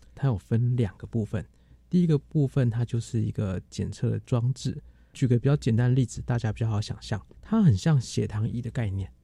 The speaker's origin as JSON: {"language": "Chinese", "country": "Taiwan", "also_born_or_lived": "Boston, US (Harvard)", "said": "以前在台湾我们念书的时候"}